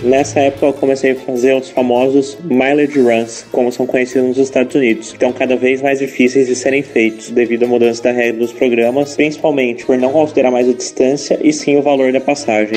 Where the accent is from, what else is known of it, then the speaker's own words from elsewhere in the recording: Jundiaí, São Paulo, Brazil; tenho 21 anos e sou de Jundiaí, interior de São Paulo